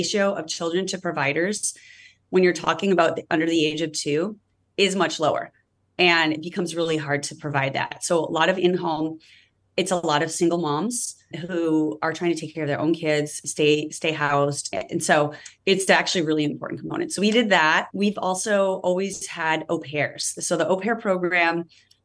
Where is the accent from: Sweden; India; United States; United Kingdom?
United States; Midwest; now in Redwood City, United States; I grew up in the Midwest